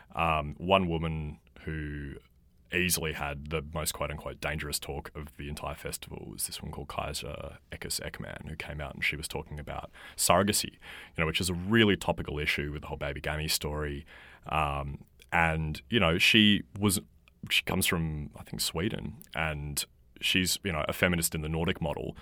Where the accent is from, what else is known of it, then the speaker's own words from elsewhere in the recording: Australia; in this country